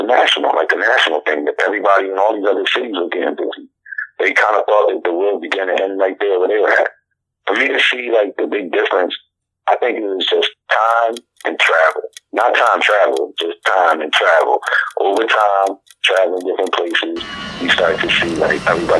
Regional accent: Philadelphia, Pennsylvania, United States; I'm from Philadelphia, born and raised.

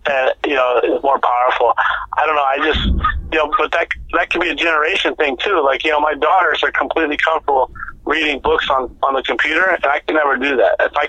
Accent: New Orleans, Louisiana, United States; When I grew up in New Orleans, there were some Hells Angels on my street that kind of raised me when I was a little kid.

